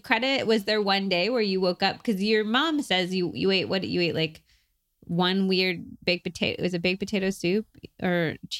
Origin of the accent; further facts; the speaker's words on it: Berkeley, California, United States; oh, well, I was raised in Berkeley, so I was like very into vegetables, blah, blah, blah.